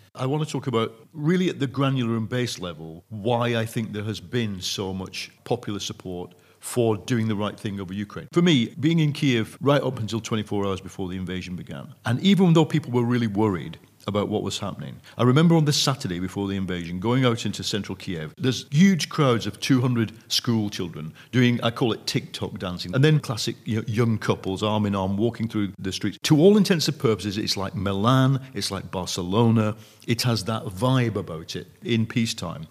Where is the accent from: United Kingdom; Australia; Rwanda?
United Kingdom; as a Brit